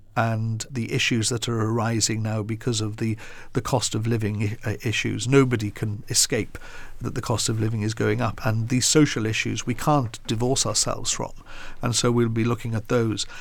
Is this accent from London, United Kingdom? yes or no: no; Wales, United Kingdom; now in England; My own family are in Wales and we're very proud of being Welsh